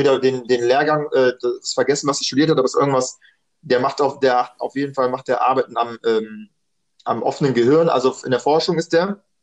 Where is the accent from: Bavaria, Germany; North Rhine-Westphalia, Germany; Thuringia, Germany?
North Rhine-Westphalia, Germany; Düsseldorf; ich bin in Düsseldorf geboren, dreiundachtzig, ähm, normal Grundschule gemacht, dann Gymnasium